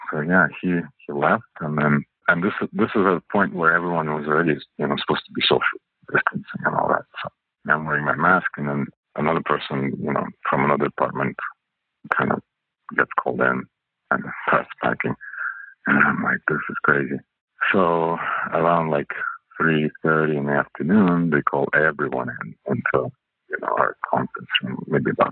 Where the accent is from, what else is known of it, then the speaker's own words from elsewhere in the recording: Canada; English is a second language; moved away as an adult; also born or lived in Russia / Hong Kong / China; now in California, United States; English is not my first language. It's actually my third. So I speak French as my second language. Grew up in Canada. I'm Russian originally